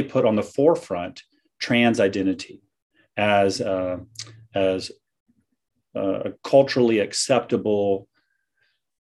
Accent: American South, United States; moved away as an adult; also born or lived in Vancouver, Canada; I'm an American that came up from the American South up to seminary in Vancouver

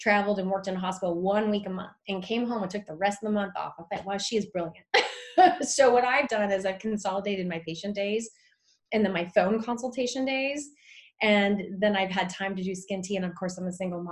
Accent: Lodi, California, United States; also born or lived in Vancouver, Washington; I have an office in Lodi, California, which is, I know people say, why? It's my hometown

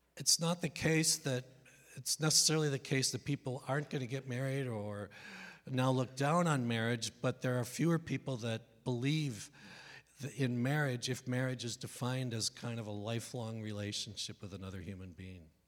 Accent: Northeast, United States; I'm from the Northeast, so it's not like I come from some bastion of conservatism in mid America.

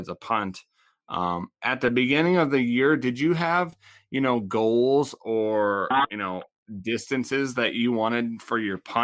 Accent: Laurel, Montana, United States; played at my high school rivalry, Big Billings Central. So I'm from Laurel

